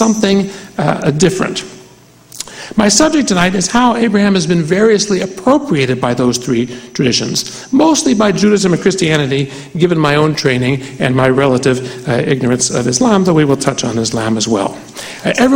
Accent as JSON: {"language": "English", "region": "West Virginia", "country": "United States", "said": "I come from West Virginia"}